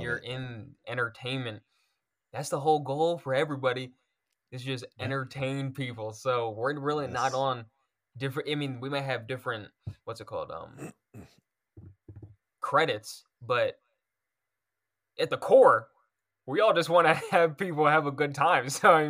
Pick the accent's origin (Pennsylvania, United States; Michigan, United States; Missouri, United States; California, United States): Pennsylvania, United States; Oxford; his brother is a police officer in my hometown, Oxford, Pennsylvania, where I grew up.